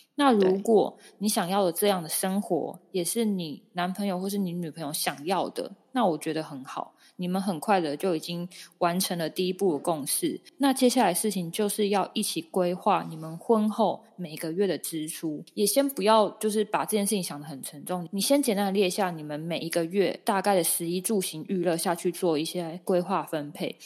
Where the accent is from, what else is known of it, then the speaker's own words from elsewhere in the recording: Taoyuan, Taiwan; 像我是桃园人